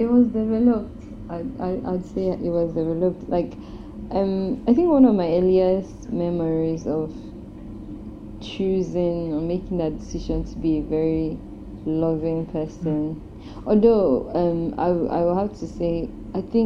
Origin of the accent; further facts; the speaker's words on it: Delta, Nigeria; I'm from Delta State